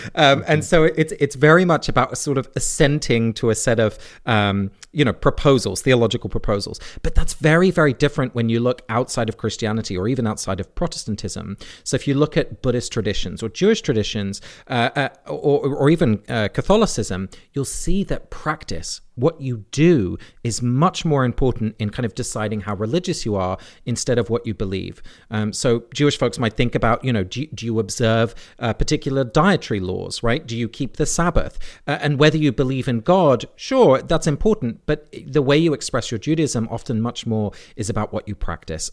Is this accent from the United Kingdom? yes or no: yes; England, United Kingdom; now in United States; I grew up in England.